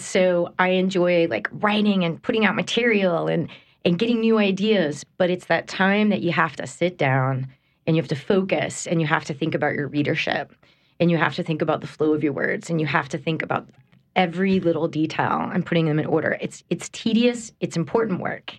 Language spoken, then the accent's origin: English; United States; moved away as an adult; also born or lived in Texas / New York / Connecticut; I'm from here, I'm from Homa, but then I was in school in Texas.